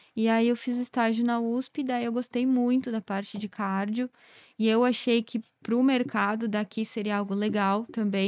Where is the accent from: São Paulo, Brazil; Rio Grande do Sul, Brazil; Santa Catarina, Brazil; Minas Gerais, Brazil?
Rio Grande do Sul, Brazil; Carlos Barbosa; moved away as an adult; also born or lived in Pelotas / Botucatu; fiz estágio lá na minha cidade, porque daí eu sou de Carlos Barbosa. Então, eu ia, visitava meus pais